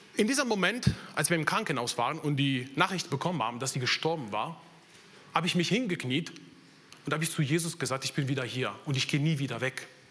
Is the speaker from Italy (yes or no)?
yes; Italy; German is a second language; moved away as an adult; now in Germany; bin ich in Italien geboren, aufgewachsen